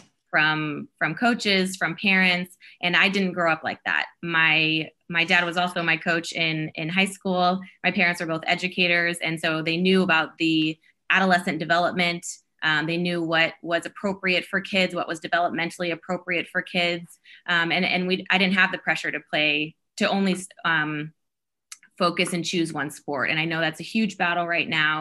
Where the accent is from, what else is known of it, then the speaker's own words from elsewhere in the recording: South Sioux City, Nebraska, United States; growing up in Nebraska, so I was small town Nebraska, South Sioux City, Nebraska